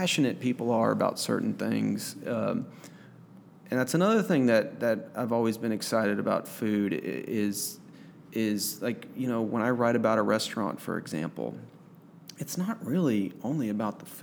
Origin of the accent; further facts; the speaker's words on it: Texas, United States; now in Arkansas, United States; I'm from Texas